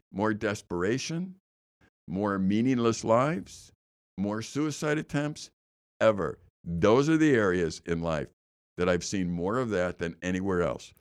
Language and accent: English; Chicago, Illinois, United States; I know where the Kennedy and Eisenhower is because I grew up there and I lived right off the Kennedy